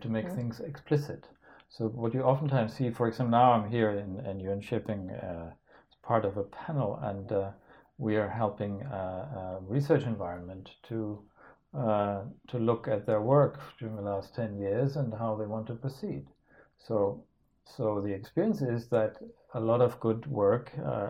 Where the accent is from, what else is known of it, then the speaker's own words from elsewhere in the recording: Denmark; I'm from Denmark